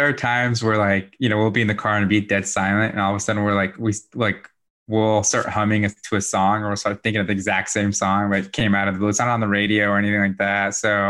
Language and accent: English; Bosnia & Herzegovina; also born or lived in Germany; now in United States; So I'm originally from Bosnia, from Europe. So I immigrated to the States back in 1997.